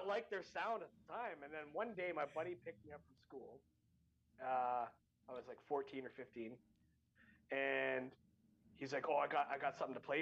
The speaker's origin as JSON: {"language": "English", "country": "Canada", "said": "I'm from Canada."}